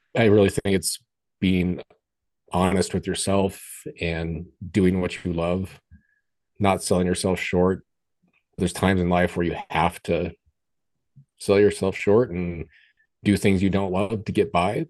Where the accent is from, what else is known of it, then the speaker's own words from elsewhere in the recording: Colorado, United States; I grew up in Colorado, so I was always in the mountains